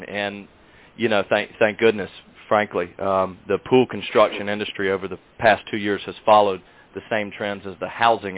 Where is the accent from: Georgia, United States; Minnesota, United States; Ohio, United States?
Georgia, United States; Macon; also born or lived in South Carolina; moving back to my hometown of Macon, Georgia